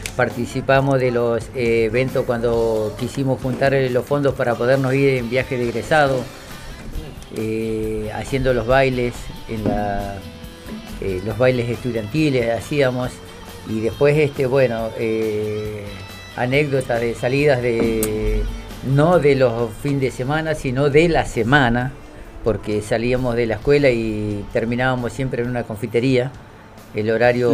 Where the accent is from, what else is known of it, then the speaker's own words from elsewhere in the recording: Caleta Olivia, Santa Cruz, Argentina; Nacido y criado en el barrio San Martín